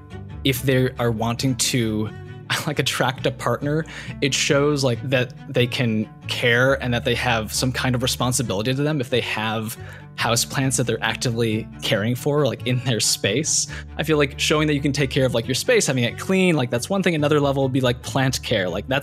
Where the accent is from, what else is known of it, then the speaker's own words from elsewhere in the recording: Michigan, United States; now in Los Angeles, United States; I grew up in Michigan, where I really liked gardening, and I now live in Los Angeles